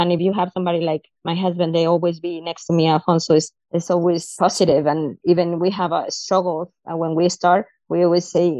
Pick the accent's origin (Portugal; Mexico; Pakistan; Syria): Mexico; now in Salt Lake City, United States; I'm from Mexico, too. I'm married to Alfonso. And as he told before, we come to the United States